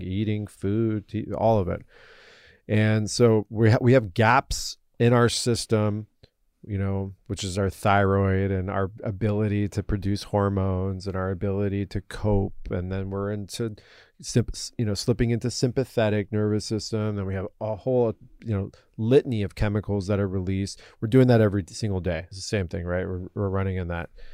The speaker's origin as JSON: {"language": "English", "country": "United States", "tie": "born or raised there", "said": "I was born and raised here as an American"}